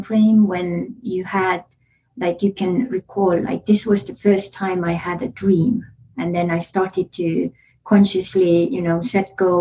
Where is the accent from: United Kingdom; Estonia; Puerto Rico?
Estonia; now in San Diego, United States; I grew up in Soviet Estonia